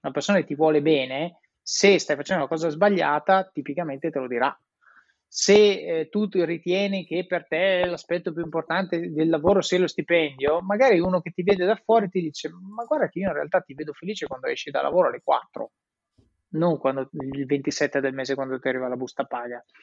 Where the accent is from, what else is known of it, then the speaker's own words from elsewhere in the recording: Italy; moved away as an adult; also born or lived in Switzerland / England / Netherlands / Rome; sono in Italia, paese meraviglioso, vivo a Roma